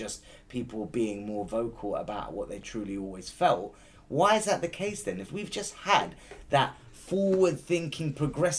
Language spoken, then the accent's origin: English; United Kingdom; me as a Brit who's born here